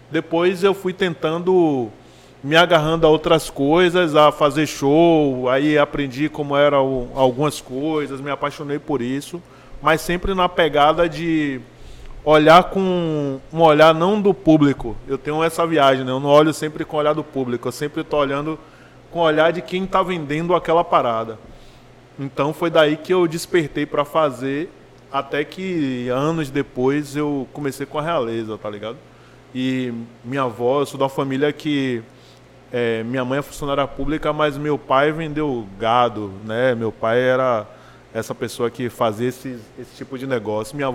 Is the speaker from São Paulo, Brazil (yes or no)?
no; Cachoeira, Bahia, Brazil; now in Salvador, Brazil; Eu sou de Cachoeira, né? Minha família é de Cachoeira, moro no Cabula aqui, veio pra cá no início dos anos 90.